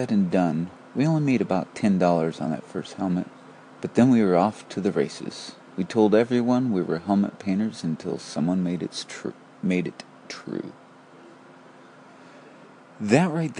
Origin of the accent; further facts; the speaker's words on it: Porterville, California, United States; Tommy and I grew up with my grandfather, Clyde Westmoreland, who had Clyde's Auto Body in Porterville, California